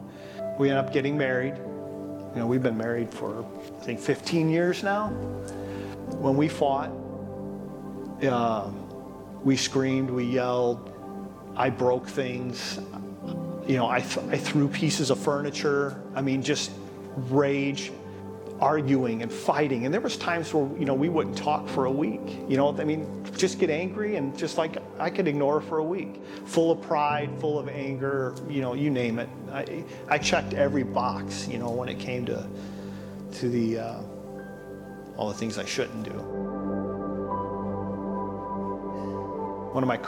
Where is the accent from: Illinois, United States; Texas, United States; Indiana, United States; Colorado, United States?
Indiana, United States; Highland; also born or lived in Hammond, Indiana; born in Hammond, Indiana. I grew up in Highland, Indiana.